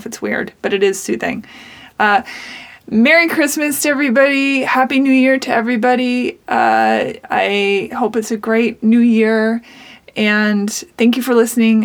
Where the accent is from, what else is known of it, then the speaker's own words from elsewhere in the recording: Seattle, Washington, United States; now in Nashville, United States; I live in Nashville, but I am from Seattle